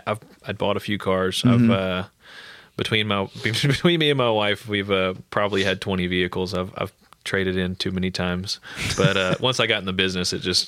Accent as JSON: {"language": "English", "town": "Sulphur", "country": "United States", "also_born_or_lived": "Colorado / Arizona / California", "said": "I'm from Sulphur."}